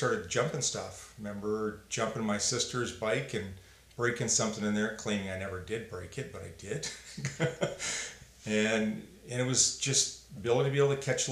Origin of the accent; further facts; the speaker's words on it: Calgary, Alberta, Canada; I grew up in South Calgary.